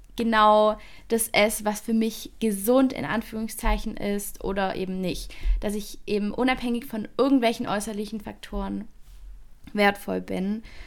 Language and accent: German; near Stuttgart, Baden-Württemberg, Germany; accent: Swabian/Baden-Württemberg dialect; ich komme aus Baden-Württemberg, aus der Nähe von Stuttgart, also zwischen Stuttgart und Bodensee. Ähm, ist jeweils so eine Stunde weg von mir und das hört man auch in meinem Dialekt